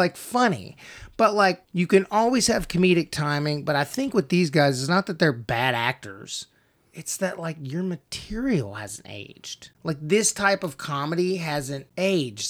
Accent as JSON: {"language": "English", "region": "the South", "country": "United States", "accent": "southern", "said": "my southern accent's down here."}